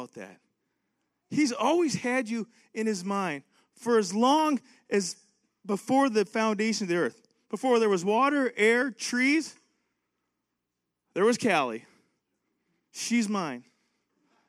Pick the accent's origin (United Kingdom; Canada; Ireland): Canada; now in United States; I'm from Canada